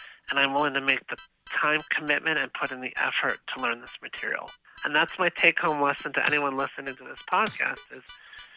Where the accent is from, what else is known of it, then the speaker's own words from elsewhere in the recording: Chicago, Illinois, United States; moved away; also born or lived in University Park, Pennsylvania; I'm originally from the Chicago, Illinois area